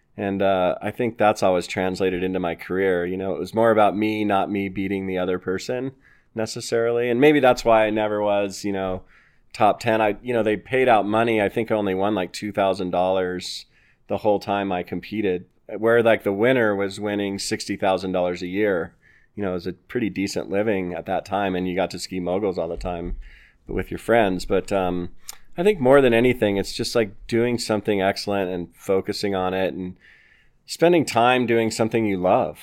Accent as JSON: {"language": "English", "town": "Littleton", "region": "Colorado", "country": "United States", "tie": "born or raised there", "said": "I grew up here in Littleton, Colorado, and I was raised by a fanatic skier, single mom who loved to ski."}